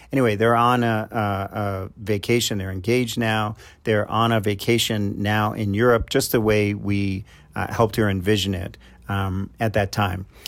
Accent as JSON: {"language": "English", "region": "New York", "country": "United States", "said": "I'm from New York, so I call 'em knuckleheads"}